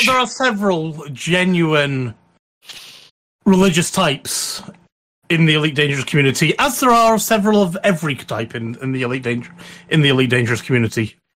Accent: Scotland, United Kingdom; I'm Scottish

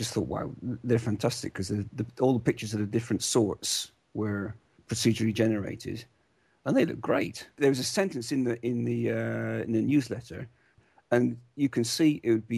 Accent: United Kingdom; moved away as an adult; now in Netherlands; I'm British, half Welsh, half English, and I live in Holland. I've been here for 17 years

